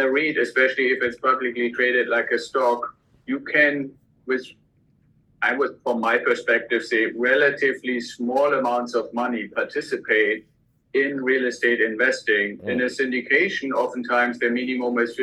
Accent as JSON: {"language": "English", "country": "Germany", "also_born_or_lived": "Santa Barbara area, United States", "accent": "German", "second_language": "English", "moved": "as an adult", "lives_now": "United States", "said": "the accent that you probably still hear when I'm talking is from Germany originally. I came to the US with the military."}